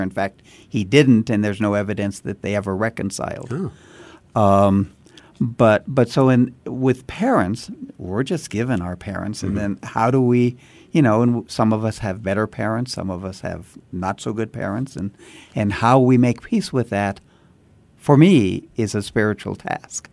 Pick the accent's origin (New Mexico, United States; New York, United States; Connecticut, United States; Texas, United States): New Mexico, United States; Santa Fe; I was born and raised in Santa Fe